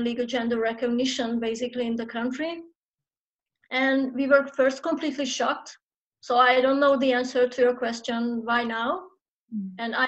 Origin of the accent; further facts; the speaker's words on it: Hungary; I'm a trans activist born and raised and still based in Hungary